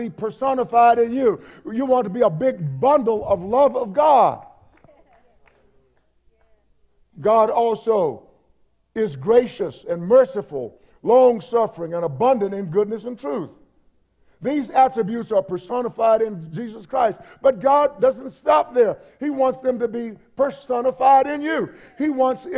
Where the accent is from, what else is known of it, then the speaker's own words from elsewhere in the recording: East Texas, United States; I grew up in East Texas